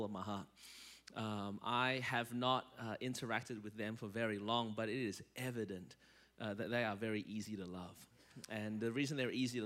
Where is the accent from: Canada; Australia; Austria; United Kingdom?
Australia; Melbourne, Victoria; now in Anderson, United States; I was born in Melbourne, Australia, and that's the reason my voice is this way.